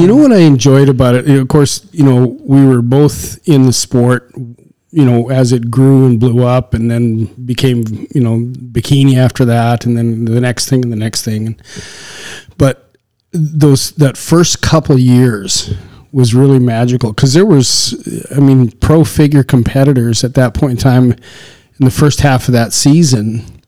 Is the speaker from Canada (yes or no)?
yes; Canadian Prairies, Canada; moved away as an adult; also born or lived in the desert (US Southwest); You and I were raised in the on the Canadian prairie 40 below winters